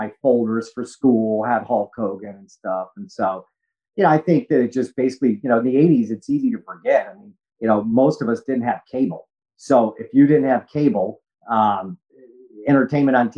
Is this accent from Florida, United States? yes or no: yes; Orlando, Florida, United States; I'm from Orlando, Florida